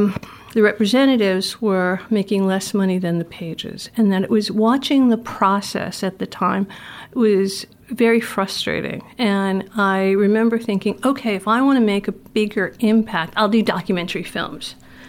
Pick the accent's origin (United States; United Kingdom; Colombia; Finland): United States; Providence, Rhode Island; Growing up in Providence.